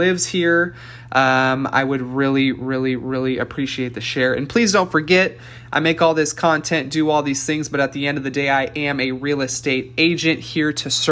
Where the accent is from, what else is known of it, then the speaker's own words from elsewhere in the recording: Santa Rosa, California, United States; I was born and raised in Santa Rosa